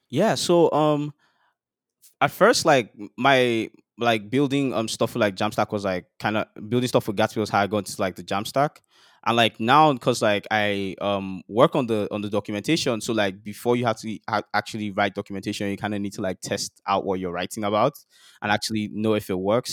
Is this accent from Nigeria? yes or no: yes; Nigeria; life as a Nigerian boy growing up in Nigeria